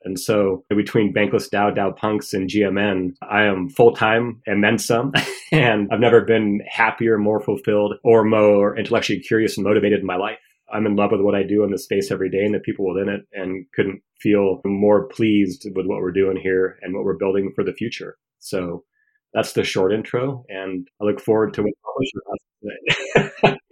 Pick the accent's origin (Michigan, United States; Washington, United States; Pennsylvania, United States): Washington, United States; being a eleven-year-old reading the local paper in my hometown of Washington State